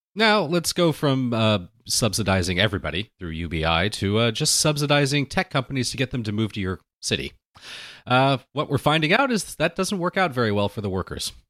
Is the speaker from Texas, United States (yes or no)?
no; Anaheim, California, United States; my experience growing up in Anaheim